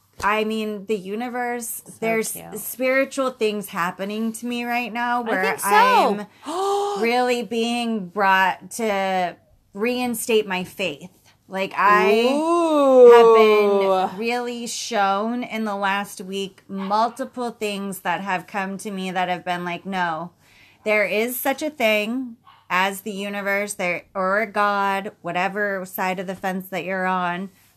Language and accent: English; United States; because I'm an American.